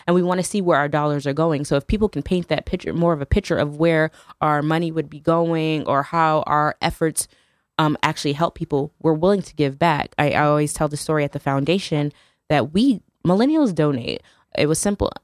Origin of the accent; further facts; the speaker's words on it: New Haven, Connecticut, United States; I'm from New Haven.